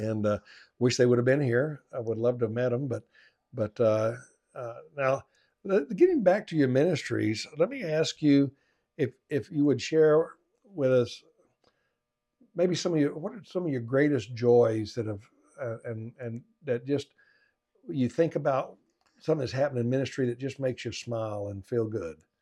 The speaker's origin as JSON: {"language": "English", "region": "Arkansas", "country": "United States", "tie": "born or raised there", "said": "I grew up in Arkansas playing football, small town football"}